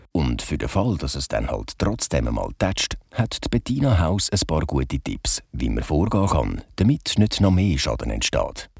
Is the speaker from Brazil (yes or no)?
no; Switzerland; bei uns in der Schweiz